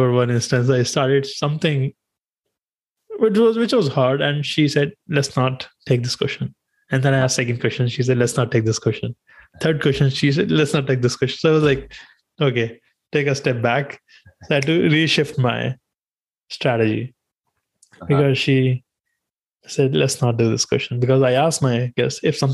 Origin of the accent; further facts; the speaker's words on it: India; English is a second language; moved away; growing up in India, we had our subjects